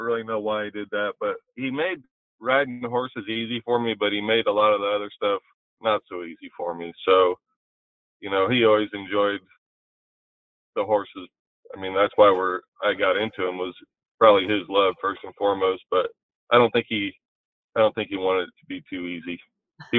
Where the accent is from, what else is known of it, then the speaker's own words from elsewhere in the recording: Long Island, New York, United States; growing up on Long Island